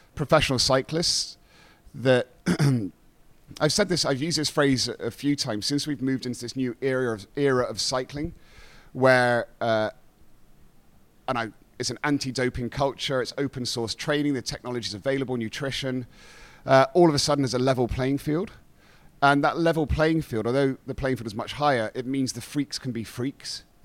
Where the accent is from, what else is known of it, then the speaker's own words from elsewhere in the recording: England, United Kingdom; you take pride in being English